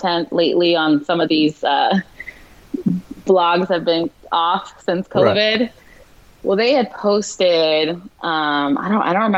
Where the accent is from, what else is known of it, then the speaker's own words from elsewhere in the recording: West Valley, Arizona, United States; I'm from the West Valley, and my family's super Mexican